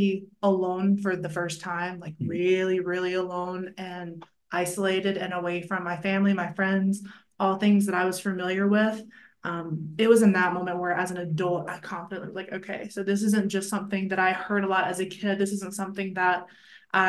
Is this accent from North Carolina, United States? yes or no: yes; a small town in North Carolina, United States; also born or lived in Raleigh, North Carolina; I'm from a really small town in North Carolina, but I just tell people I'm from Raleigh because that's where I lived as an adult